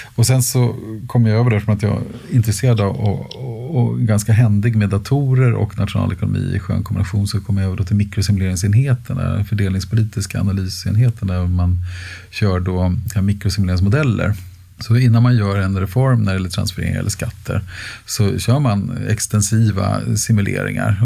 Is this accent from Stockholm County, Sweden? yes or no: yes; Stockholm, Stockholm County, Sweden; Jag har bott och arbetat inom en radie av en komma två mil i hela mitt liv. Eh, så jag är inte så järv rent, rent, eh, geografiskt, utan, eh, så jag har bott, eh, på Nybehov och sen har jag bott i Älvsjö och Örby och Västertorp.